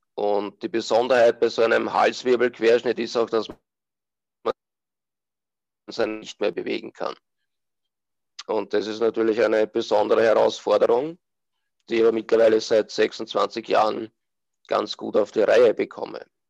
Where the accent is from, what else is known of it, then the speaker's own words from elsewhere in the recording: Austria; bin aus Österreich